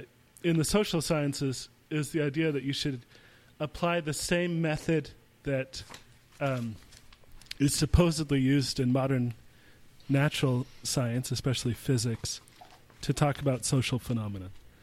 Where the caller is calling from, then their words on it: Austria; since I'm calling in from Austria